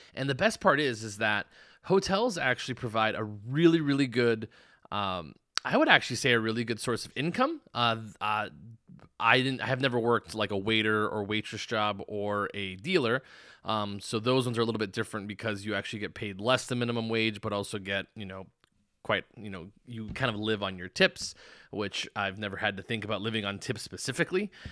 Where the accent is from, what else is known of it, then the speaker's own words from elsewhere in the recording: Tucson, Arizona, United States; moved away as an adult; now in Las Vegas, United States; I'm originally from Arizona, Tucson specifically, and it's pretty much a small town.